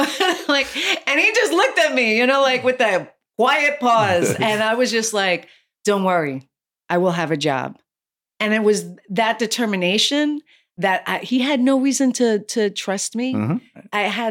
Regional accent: New York City, New York, United States; I'm a native New Yorker from the city. So we don't get licenses there. We hail cabs.

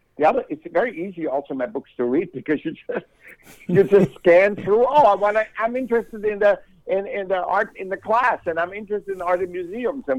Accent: Vienna, Austria; now in California, United States; I was born in Vienna, Austria

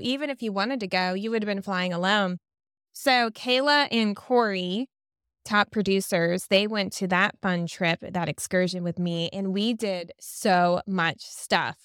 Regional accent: Florida, United States; Floridian girl like me

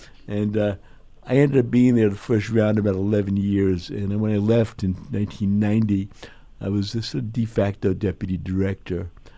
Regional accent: New York City, New York, United States; also born or lived in Omaha, Nebraska; New York, born in Brooklyn, lived in New York. With the exception of 6 years in Omaha, Nebraska, I've never lived more than about 15 miles from Times Square, so I'm a real New Yorker, and now 65 years old, so I am a native of the city

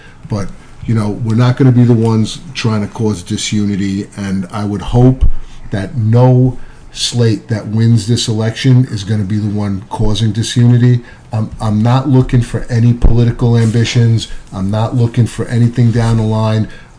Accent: Maspeth, New York, United States; If you can't have, and I'm from Maspeth.

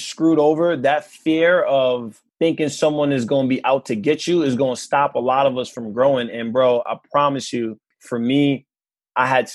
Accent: New York City, New York, United States; Growing up in Queens, growing up in New York

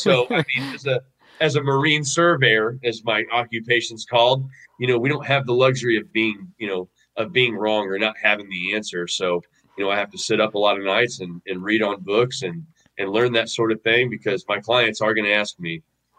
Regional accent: Missouri, United States; moved away as an adult; also born or lived in Iowa; I'm from Missouri. Yeah, I'm from Missouri originally. Okay. Yeah, that's where I grew up. Went to high school, middle school, elementary, all that.

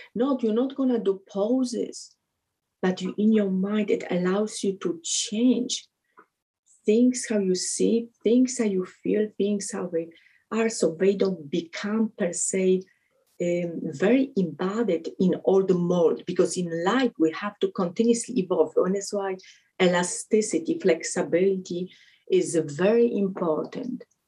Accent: Poland; English is a second language; moved away; also born or lived in Connecticut; I'm from Poland

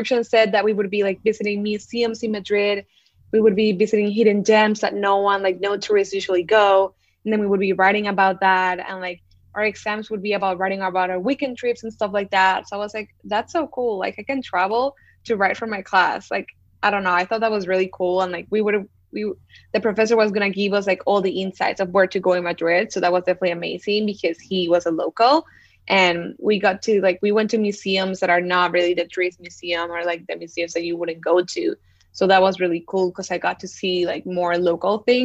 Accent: Panama; first language Spanish; English is a second language; moved away as an adult; also born or lived in Syracuse, New York, United States; now in New York, United States; I am born and raised in Panama, and I came to the United States 5 years ago for undergrad

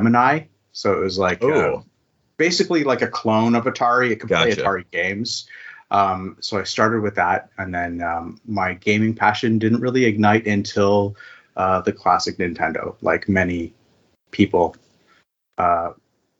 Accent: East Coast of Canada, Atlantic Canada, Canada; now in Victoria, Canada; So I'm a Canadian and I've lived in Canada my whole life. I started out on the East Coast of Canada, and now I'm living on the West Coast.

